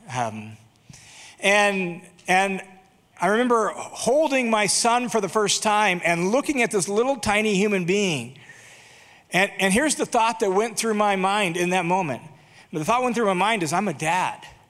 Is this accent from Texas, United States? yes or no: no; Boise, Idaho, United States; my hometown of Boise, Idaho